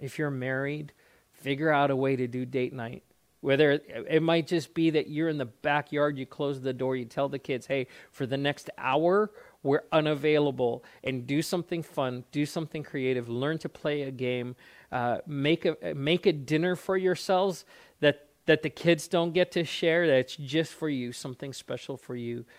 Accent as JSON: {"language": "English", "country": "South Africa", "tie": "born or raised there", "also_born_or_lived": "Alaska", "moved": "as an adult", "said": "I grew up in South Africa"}